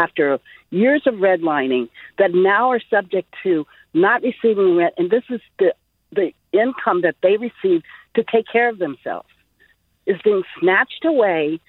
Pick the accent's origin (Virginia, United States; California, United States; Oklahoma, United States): California, United States; Bay Area; I am a Bay Area native. I'm in Oakland